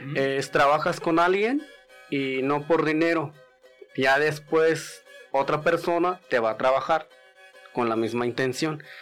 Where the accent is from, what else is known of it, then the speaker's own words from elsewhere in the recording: Santa Catarina, Jalisco, Mexico; first language Wixárika; Spanish is a second language; now in Guadalajara, Mexico; Son tres comunidades diferentes y nosotros venimos de Santa Catarina